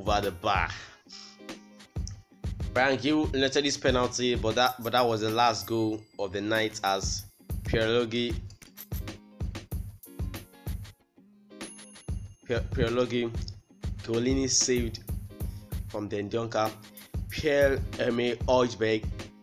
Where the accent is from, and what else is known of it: Nigeria